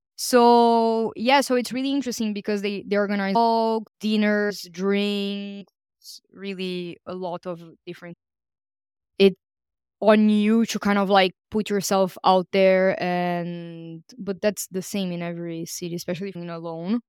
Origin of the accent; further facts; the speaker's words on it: Brazil; moved away; I'm from Brazil